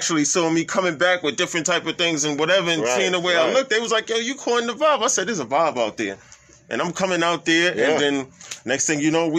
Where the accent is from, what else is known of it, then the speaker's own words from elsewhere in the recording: Brooklyn, New York, United States; born there; also born or lived in Manhattan / Bronx; I'm a brother that I was born in Brooklyn.